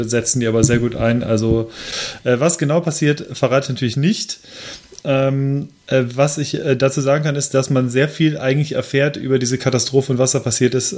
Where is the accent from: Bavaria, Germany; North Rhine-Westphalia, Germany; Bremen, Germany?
North Rhine-Westphalia, Germany; Lemgo; in meiner Heimatstadt Lemgo